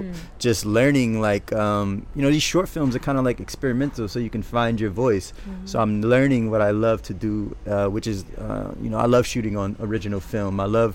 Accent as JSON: {"language": "English", "town": "New Orleans", "region": "Louisiana", "country": "United States", "tie": "born or raised there", "said": "Growing up in New Orleans, there is a certain way, a certain moxie that kids have when they walk around and they talk to one another."}